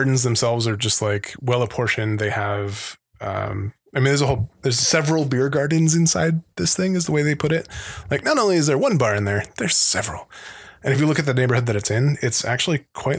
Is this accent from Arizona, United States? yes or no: yes; Phoenix, Arizona, United States; growing up in Phoenix